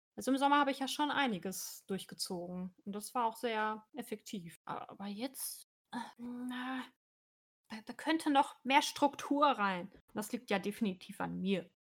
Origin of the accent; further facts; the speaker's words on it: North Rhine-Westphalia, Germany; meinem Heimatort